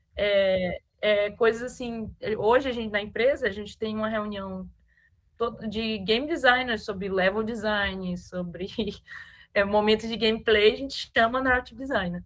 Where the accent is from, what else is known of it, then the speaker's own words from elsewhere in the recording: Maranhão, Brazil; a gente é do Maranhão